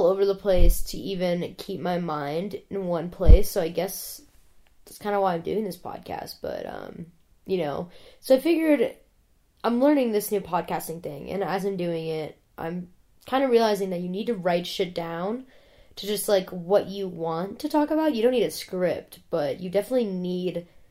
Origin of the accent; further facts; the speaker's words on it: an hour outside of Cleveland, Ohio, United States; I grew up in Ohio. I didn't grow up in Columbus or Cleveland. I grew up an hour outside of Cleveland